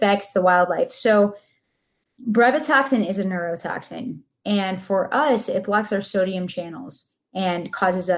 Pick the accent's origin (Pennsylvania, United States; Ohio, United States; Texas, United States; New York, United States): New York, United States; Buffalo; now in Sarasota, United States; I'm from Buffalo